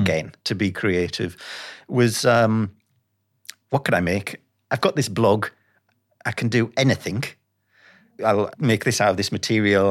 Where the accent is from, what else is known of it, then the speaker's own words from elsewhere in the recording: Sunderland, North East England, United Kingdom; moved away; I'm from Sunderland